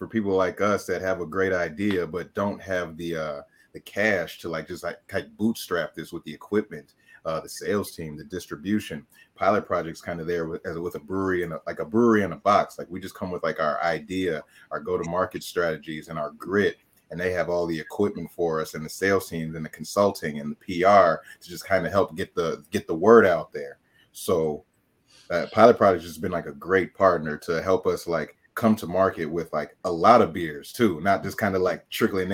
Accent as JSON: {"language": "English", "town": "Oak Park", "region": "Illinois", "country": "United States", "tie": "born or raised there", "said": "we grew up in Oak Park"}